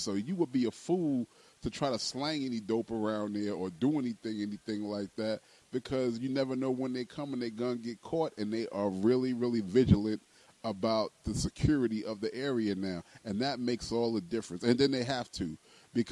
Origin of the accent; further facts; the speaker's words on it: New York City, New York, United States; I grew up in the Fort Greene Projects